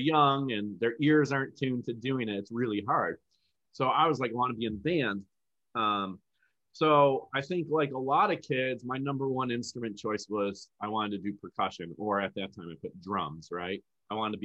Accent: outside of Buffalo, New York, United States; I grew up in outside of Buffalo, New York, so Western New York area

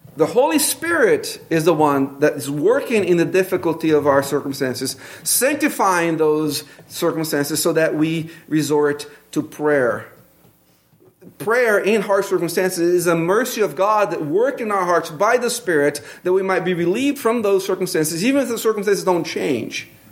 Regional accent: Brazil; accent: Brazilian; English is a second language; moved away; my Brazilian accent

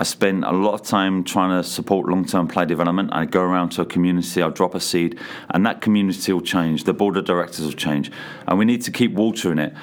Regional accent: England, United Kingdom; moved away as an adult; now in Canada; coming over from England many years ago

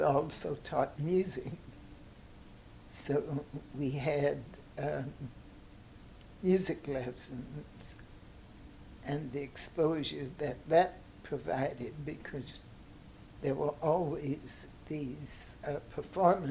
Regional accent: Tarboro, North Carolina, United States; moved away as an adult; also born or lived in Savannah, Georgia; now in St. Louis, United States; I was born in Savannah, but they left Savannah and moved to North Carolina, where he took on the work that my grandfather had started

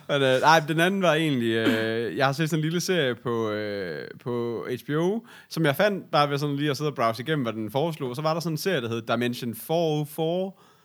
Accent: Aarhus, Central Denmark Region, Denmark; Sådan gjorde vi ikke hjemme i Aarhus

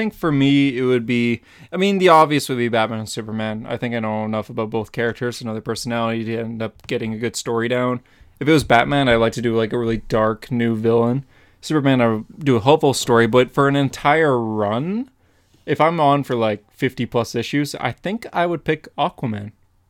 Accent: Canada; Tim Horton's donuts are superior, of course, as a Canadian.

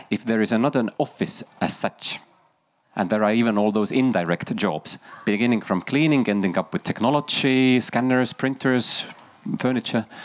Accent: Estonia; English is a second language; Um, I'm from Estonia. Maybe my question is a little bit Estonian biased

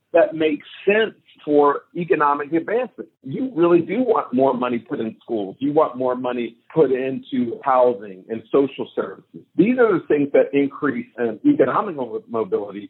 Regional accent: Pittsburgh, Pennsylvania, United States; I grew up in Pittsburgh, where Google headquarters landed almost a decade ago

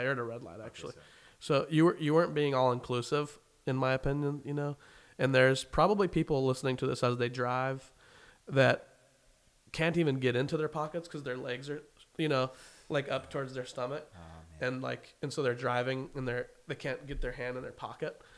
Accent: Wichita, Kansas, United States; moved away as an adult; I remember growing up in Wichita and loving it

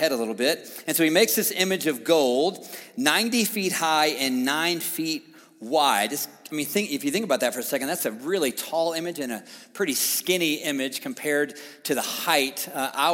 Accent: the South, United States; now in Colorado, United States; I'm from the South

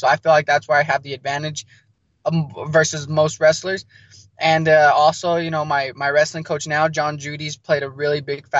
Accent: New Mexico, United States; also born or lived in Arizona; I was born in Arizona, but just because of, you know, the rough background I came up on, I was back and forth between Arizona, New Mexico, Arizona, New Mexico. So I established myself in New Mexico in the ninth grade

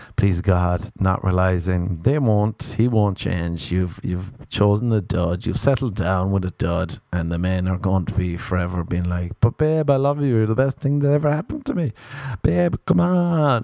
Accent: Ireland; as an Irishman

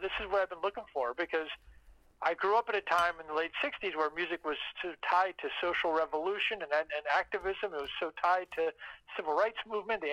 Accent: Washington, District of Columbia, United States; I was born and raised in Washington. I'm actually a fifth-generation Washingtonian native.

